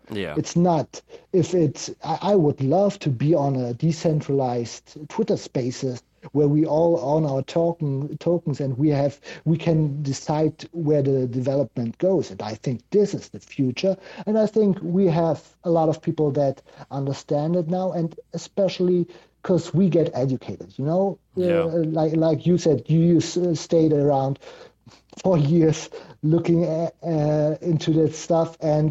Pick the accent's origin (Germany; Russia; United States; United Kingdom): Germany; I'm from Germany